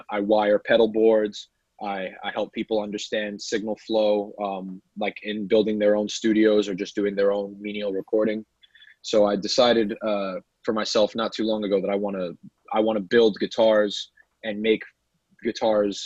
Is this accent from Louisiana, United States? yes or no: no; New York City, New York, United States; also born or lived in California; I was born in Sheepshead Bay, Brooklyn